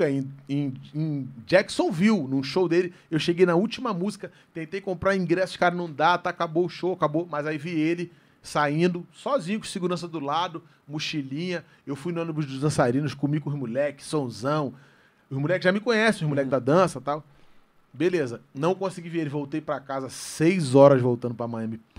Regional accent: Rio de Janeiro, Brazil; eu sou da Vila do Pinheiro

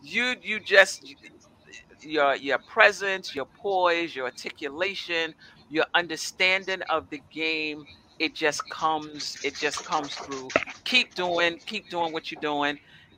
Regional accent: New York City, New York, United States; I'm from Brooklyn.

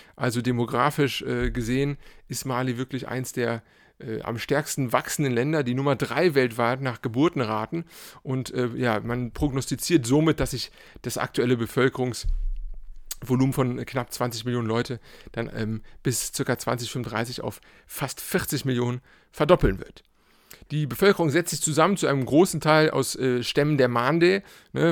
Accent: Cologne, North Rhine-Westphalia, Germany; ich bin äh, äh, Kölner

